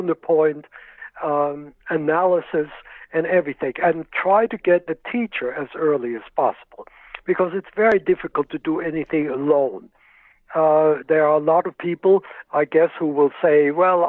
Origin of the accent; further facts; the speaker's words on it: Worcester, Massachusetts, United States; I grew up in Worcester, Massachusetts, and I played in the Worcester Philharmonic since I was 13 years old